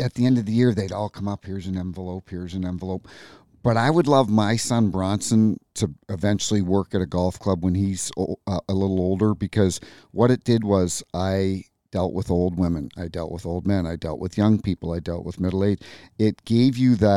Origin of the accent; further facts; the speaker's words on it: New Brunswick, Canada; moved away as an adult; now in St. Louis, United States; New Brunswick, Canada, East Coast.